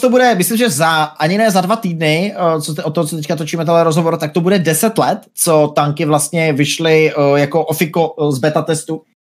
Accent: Brno, South Moravian Region, Czechia; now in Plzeň, Czech Republic; původně jsem z Brna, teďka už bydlím nějakou dobu v Plzni

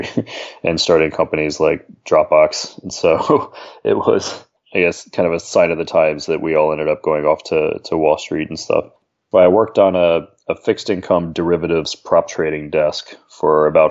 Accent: Atlanta, Georgia, United States; moved away as an adult; I grew up in Atlanta, actually, with my NerdWallet co-founder, Tim

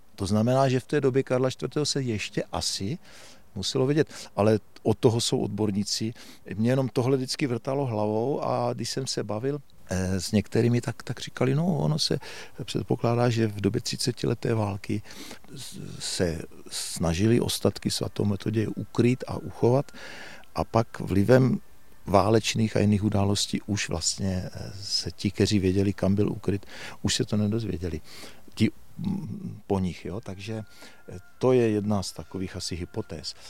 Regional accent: Uherské Hradiště, Zlín Region, Czechia; Narodil jsem se v tomto kraji, my teď tady stojíme v podstatě na soutoku Moravy a Baťova kanálu. A já odsud vidím na svůj rodný dům, byť já už jsem byl poslední ze sourozenců, který se narodil v Uherském radišti v Porodnici

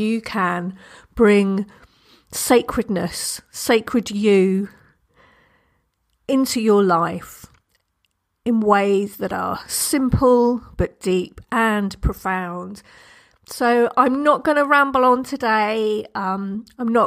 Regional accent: United Kingdom; I'm British

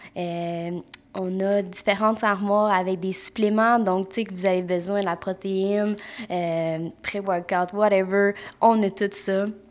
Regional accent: Mont-Tremblant, Quebec, Canada; je viens de Mont-Tremblant, puis je suis massothérapeute

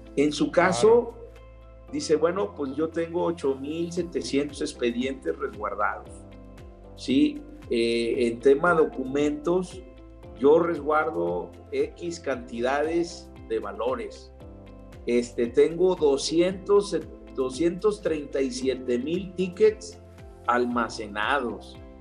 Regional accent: Mexico; los mexicanos somos mexicanos, no ingleses

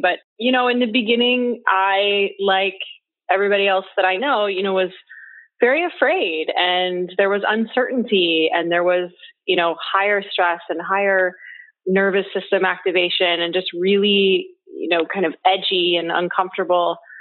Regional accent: Pacific Northwest, United States; I grew up in the Pacific Northwest on a farm

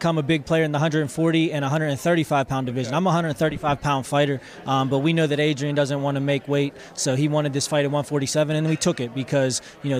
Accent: Pittsburgh, Pennsylvania, United States; now in Naples, United States; I'm born and raised in Pittsburgh and living in Naples, Florida now.

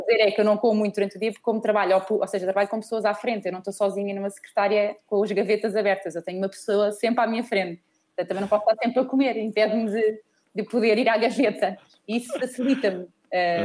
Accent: Portugal; somos portugueses

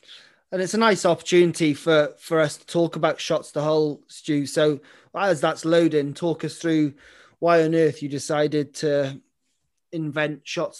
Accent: Ireland; I'm Irish

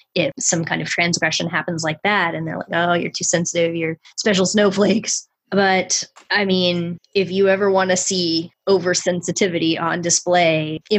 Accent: United States; as an American person

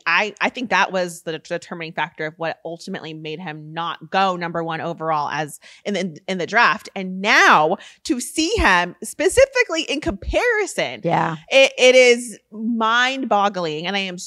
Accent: Rancho Cucamonga, California, United States; Rancho Cucamonga. Okay. We went to the same high school

